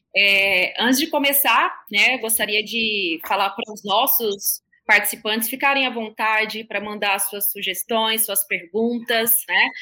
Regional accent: Terra Nova do Norte, Mato Grosso, Brazil; aqui de Mato Grosso, da minha terrinha, né, de Terra Nova do Norte

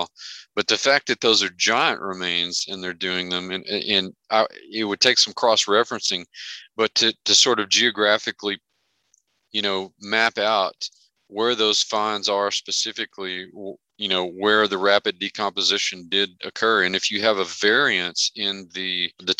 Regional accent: Merkel, Texas, United States; moved away as an adult; I came back to Merkel was not just because it's my hometown and I love it

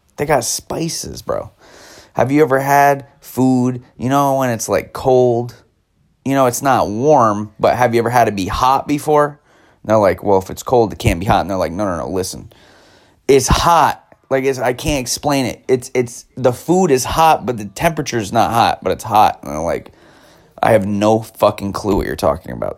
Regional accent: United States; as an American person in America being taught history as an American

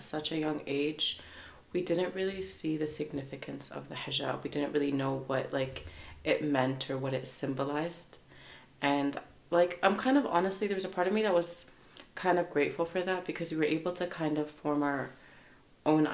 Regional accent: Mississauga, Ontario, Canada; I was born and raised in Canada, in Mississauga. I'm originally from Palestine and Morocco

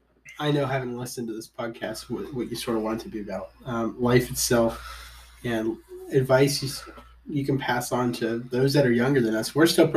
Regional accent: outside of Cincinnati, Ohio, United States; We grew up in outside of Cincinnati

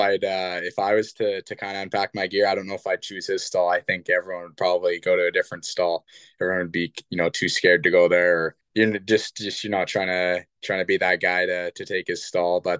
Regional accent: Kamloops, British Columbia, Canada; growing up here in my hometown, and, you know, as a kid, I went to so many Blazers games

